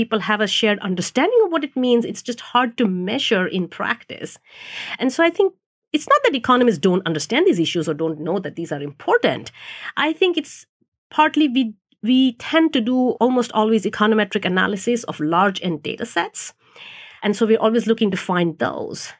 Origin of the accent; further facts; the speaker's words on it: India; moved away; I grew up in India, which is a developing country